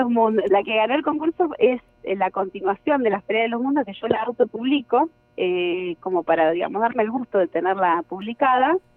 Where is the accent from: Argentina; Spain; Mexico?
Argentina; Rosario, Santa Fe; soy rosarina